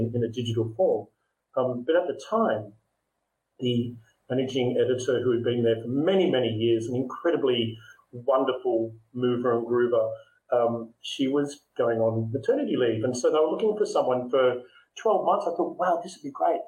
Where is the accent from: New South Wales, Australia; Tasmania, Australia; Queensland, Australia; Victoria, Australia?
Victoria, Australia; Melbourne; moved away as an adult; now in Singapore; I'm Australian. I'm living in Singapore